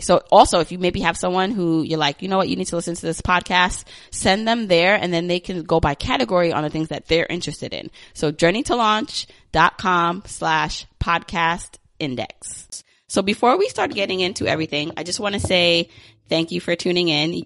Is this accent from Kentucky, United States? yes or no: no; New York, United States; I grew up in New York